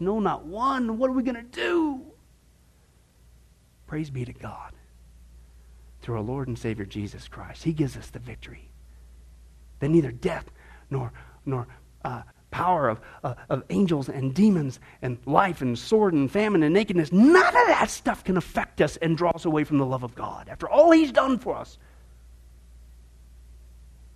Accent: Midwest, United States; moved away; I grew up in the Midwest

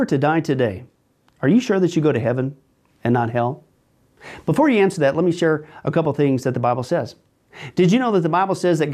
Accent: Kansas, United States; growing up in Kansas, I remember just looking up the sky as a non-Christian

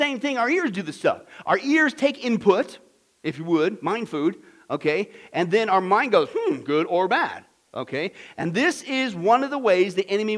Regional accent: Midwest, United States; I grew up in the Midwest

